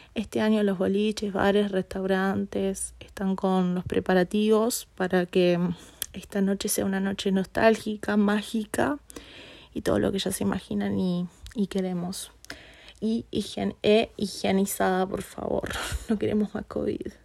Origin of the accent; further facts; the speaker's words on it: Uruguay; yo como buena uruguaya que soy